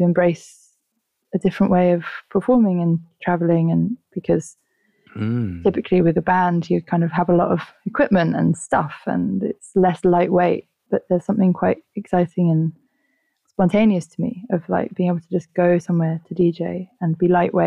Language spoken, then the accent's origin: English; London, United Kingdom; I grew up in Southwest London, in Wandsworth.